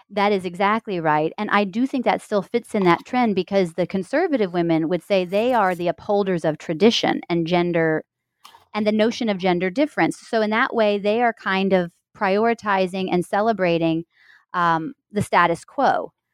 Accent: Missouri, United States; moved away; I am a Midwesterner, I'm from Missouri.

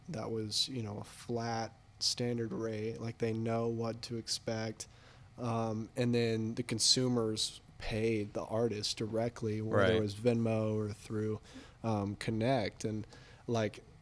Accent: Texas, United States; now in San Diego, United States; I'm from Texas

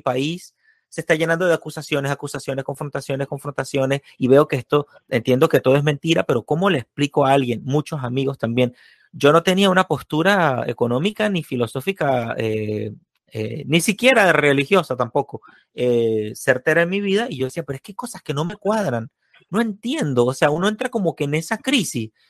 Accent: Venezuela; me ha pasado exactamente lo mismo de Venezuela, solo que yo viví 22 años, no 22, 19 años de comunismo

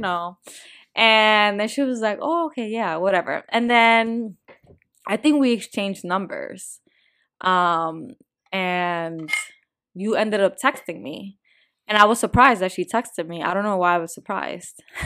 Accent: New Jersey, United States; I'm from North Jersey

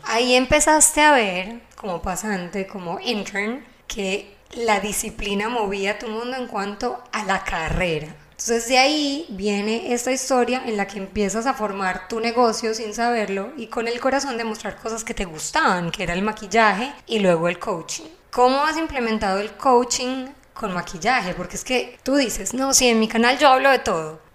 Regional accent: Medellín, Antioquia, Colombia; accent: Paisa; Carolina obviamente es colombiana, como yo, somos de Medellín

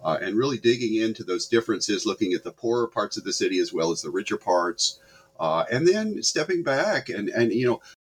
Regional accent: the South, United States; moved away; I grew up there in the South

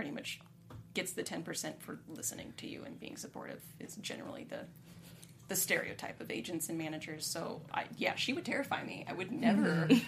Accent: California, United States; I was born in California

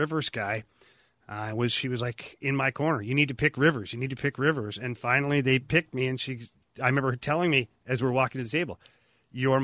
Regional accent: Ottawa, Ontario, Canada; I'm from Ottawa

